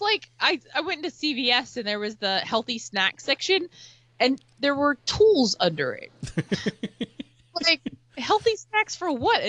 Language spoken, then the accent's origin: English; West Virginia, United States; I grew up in West Virginia